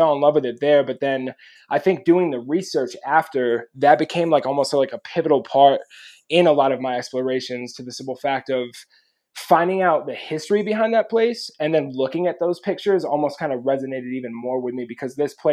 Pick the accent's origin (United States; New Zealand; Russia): United States; New York; moved away; growing up in New York